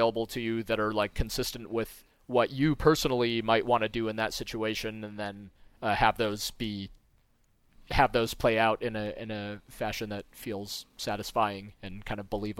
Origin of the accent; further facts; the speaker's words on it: Moscow, Russia; born there; I happen to be a Russian. I was born in Moscow.